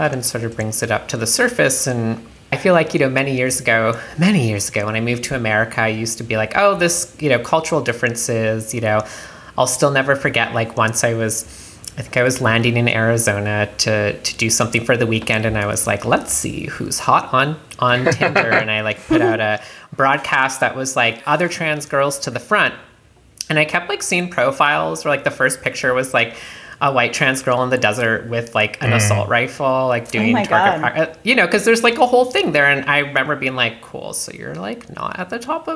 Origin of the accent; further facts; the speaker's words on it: Canada; I'm from Canada, did not grow up around guns